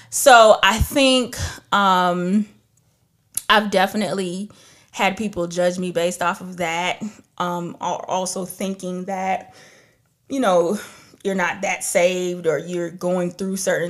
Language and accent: English; Trinidad & Tobago; I'm from Trinidad, so we have calypso, we got reggae, we have all of that. I grew up listening and hearing so many different types of music